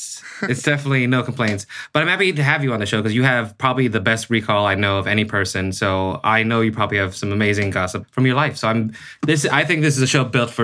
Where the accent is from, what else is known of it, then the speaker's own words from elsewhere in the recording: Seattle, Washington, United States; now in Los Angeles, United States; This is technically my hometown, even though I've been in Los Angeles for 11 years.